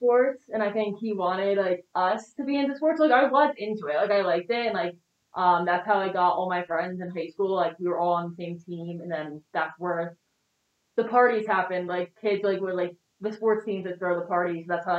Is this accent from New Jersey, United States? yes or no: yes; New Jersey, United States; No, it was definitely suburban. I grew up in like a really small town.